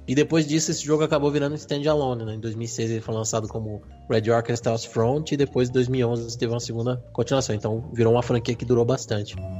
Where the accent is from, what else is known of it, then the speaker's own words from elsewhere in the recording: Brazil; a gente é brasileiro